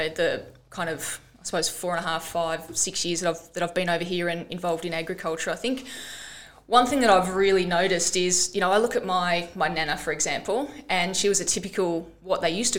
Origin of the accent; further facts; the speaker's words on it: Glengarry, Victoria, Australia; also born or lived in Melbourne; "Oh, actually, I grew up on a farm in Glengarry."